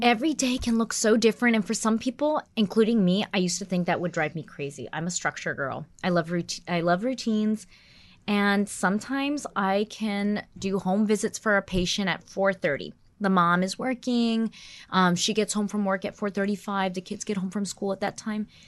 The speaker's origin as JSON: {"language": "English", "region": "North Carolina", "country": "United States", "tie": "born or raised there", "also_born_or_lived": "New York / Washington, D.C.", "moved": "yes", "lives_now": "New Jersey, United States", "said": "I was born in New York, and then I moved when I was very young to North Carolina, and I was raised there"}